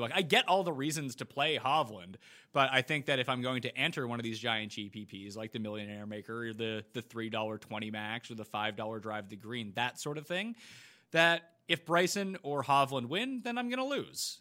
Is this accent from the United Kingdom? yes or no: no; Canada; being Canadian